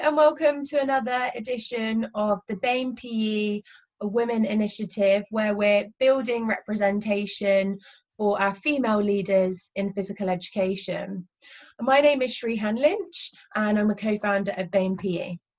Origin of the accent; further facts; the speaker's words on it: Brazil; English is a second language; now in Australia; I was born in Brazil and nowadays I'm, I'm living in Australia.